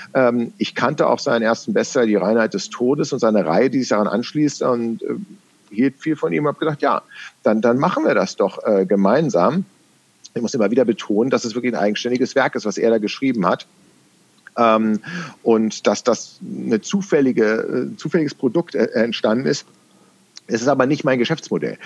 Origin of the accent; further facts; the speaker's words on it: Berlin, Germany; accent: West Berlin; meine Herkunft, dass ich im Westen Berlins, weil es gibt einen Unterschied zwischen Westberlinerisch und Ostberlinerisch